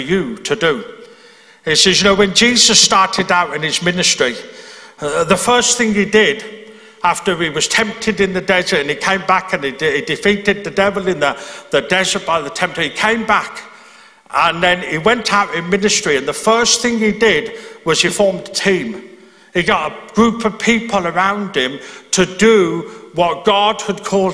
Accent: Birmingham, West Midlands, United Kingdom; moved away as an adult; now in Belfast, United Kingdom; I'm from Birmingham in England.

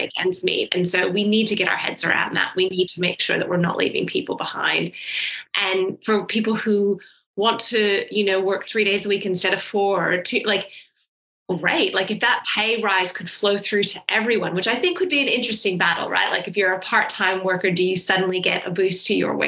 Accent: United States; moved away; I grew up in America

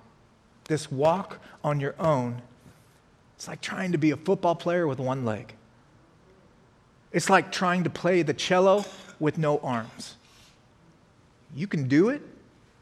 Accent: Colorado, United States; moved away; I'm from Colorado, so when I drive back there

